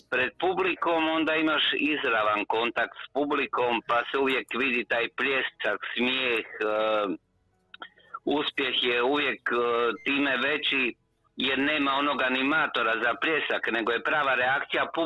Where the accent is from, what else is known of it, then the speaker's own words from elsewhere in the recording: Croatia; koji ti je najdemokratski proizvod kod nas u Hrvata?